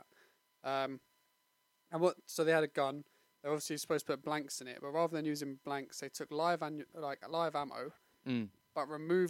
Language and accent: English; England, United Kingdom; being English